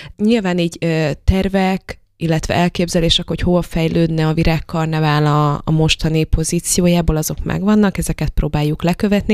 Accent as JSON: {"language": "Hungarian", "country": "Slovakia", "moved": "yes", "lives_now": "Debrecen, Hungary", "said": "én felvidéki vagyok"}